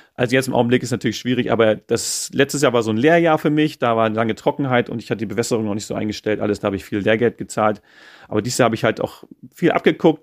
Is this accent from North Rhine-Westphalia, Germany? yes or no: no; Mecklenburg-Vorpommern, Germany; moved away as an adult; also born or lived in Schwerin; now in Croatia; als geborener Mecklenburger